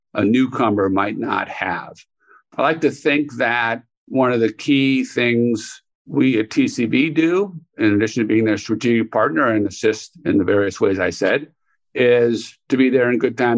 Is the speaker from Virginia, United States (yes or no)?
no; Chicago, Illinois, United States; I grew up in Chicago